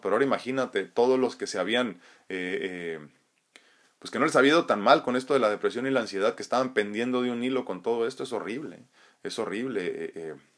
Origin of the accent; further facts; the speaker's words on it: San Diego, California, United States; also born or lived in Tijuana, Mexico; yo soy de San Diego, ¿eh? pero he vivido muchos años en la ciudad de Tijuana y estoy entre Tijuana y San Diego